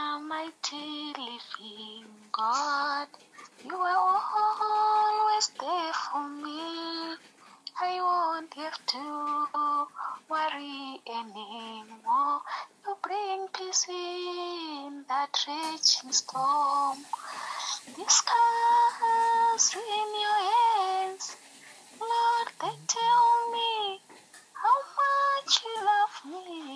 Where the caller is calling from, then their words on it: Harare, Zimbabwe; I'm in Harare, Zimbabwe.